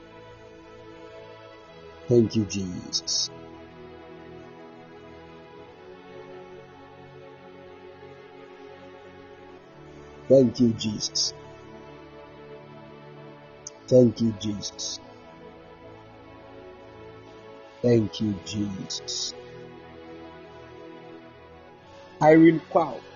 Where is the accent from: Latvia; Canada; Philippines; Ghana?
Ghana; I'm a Ghanaian